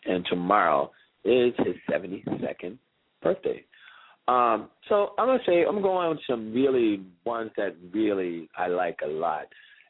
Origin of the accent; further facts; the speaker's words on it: Alexandria, Virginia, United States; moved away; also born or lived in New York City; my crew that I grew up with in Alexandria, Virginia.